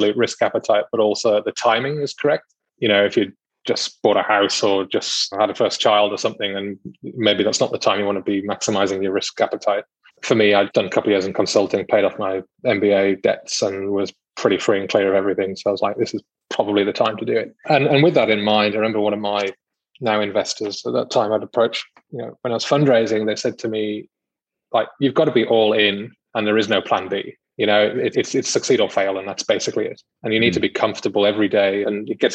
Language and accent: English; United Kingdom; moved away as an adult; now in Australia; I am British.